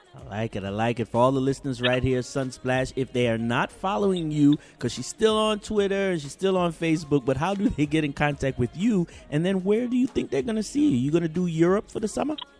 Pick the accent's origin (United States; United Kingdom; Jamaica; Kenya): Jamaica; I'm uh, uh, a Jamaican woman